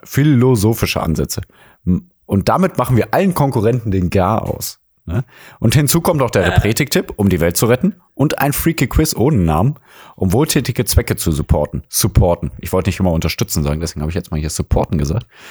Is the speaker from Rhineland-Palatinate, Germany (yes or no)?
no; Mülheim an der Ruhr, North Rhine-Westphalia, Germany; Die Geschwister aus dem Ruhrgebiet, aufgewachsen in der Geburtsstadt von Helge Schneider